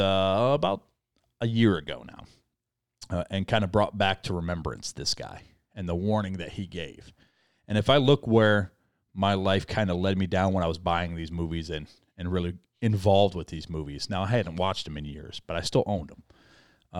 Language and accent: English; United States; we as American Christians